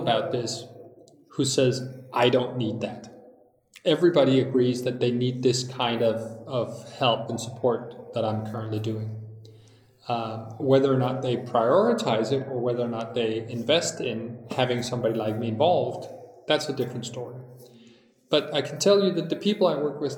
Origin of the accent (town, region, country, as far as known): Denmark